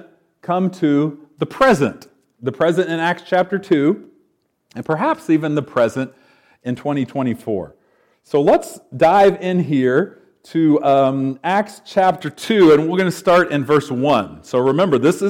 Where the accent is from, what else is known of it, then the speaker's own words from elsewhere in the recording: Knoxville, Tennessee, United States; I'm from Knoxville, so a bit of a southern boy